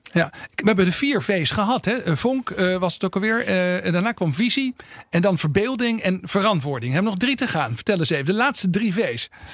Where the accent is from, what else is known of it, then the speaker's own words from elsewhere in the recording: Netherlands; we al gauw als Nederlanders